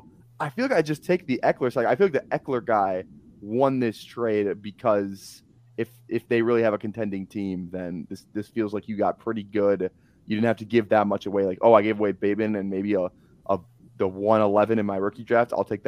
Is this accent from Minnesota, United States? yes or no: yes; Minnesota, United States; I'm from Minnesota. Like, I watched him beat Penn State, and it was a huge game.